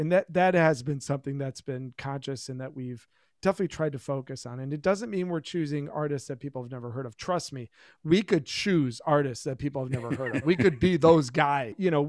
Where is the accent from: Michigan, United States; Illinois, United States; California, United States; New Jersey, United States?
Michigan, United States; Plymouth; when we were kids, we grew up in Plymouth, Michigan, and there was a record shop in town called Repeat the Beat, an independent-owned record store.